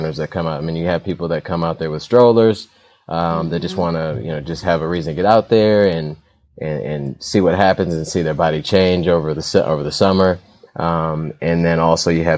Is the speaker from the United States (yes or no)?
yes; Detroit, Michigan, United States; also born or lived in Poughkeepsie, New York / Southfield, Michigan; I'm raised here, so I'm a Detroiter for sure